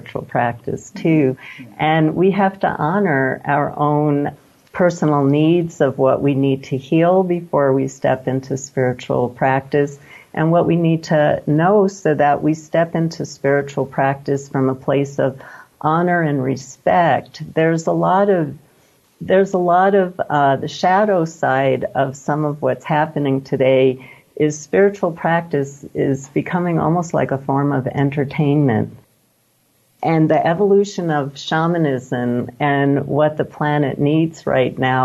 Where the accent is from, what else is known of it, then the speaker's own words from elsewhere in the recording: New York, United States; also born or lived in California; now in Santa Fe, United States; I grew up in New York